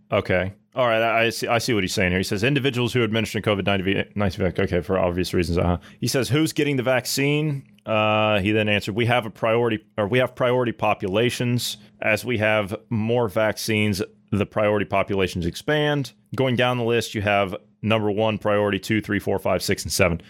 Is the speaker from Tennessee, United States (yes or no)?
no; Ohio, United States; I'm from Ohio